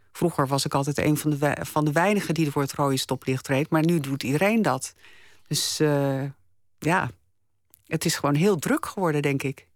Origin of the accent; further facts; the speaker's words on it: Delft, South Holland, Netherlands; Ik ben opgegroeid in Delft en mijn opa en oma die woonden op Zuid